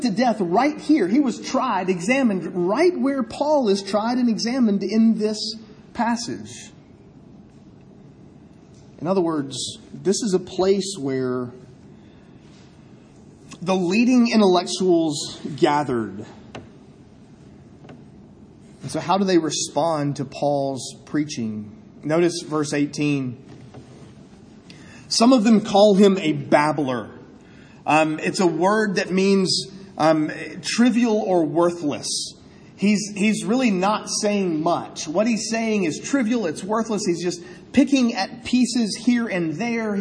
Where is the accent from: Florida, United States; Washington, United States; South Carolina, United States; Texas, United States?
South Carolina, United States; Columbia; growing up in Columbia